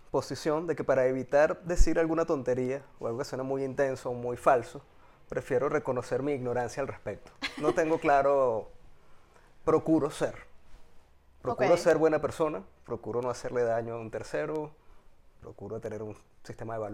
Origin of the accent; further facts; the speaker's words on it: Caracas, Capital District, Venezuela; moved away as an adult; now in Spain; Yo nací en Caracas en el año 77 específicamente de Santa Mónica. Y mi evolución de niñez adolescente, adulto, pasa en Santa Mónica